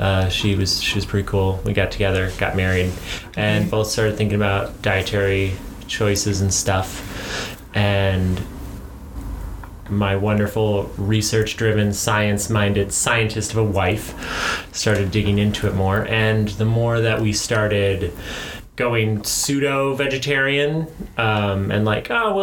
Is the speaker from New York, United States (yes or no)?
no; Montana, United States; I grew up in Montana.